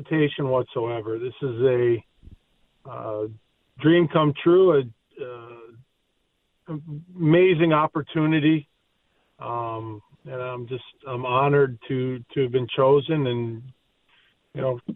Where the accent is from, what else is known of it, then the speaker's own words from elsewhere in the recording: United States; being an American born player